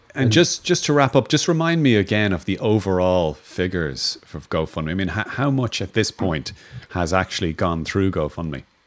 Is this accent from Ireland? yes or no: yes; Ireland; as an Irish person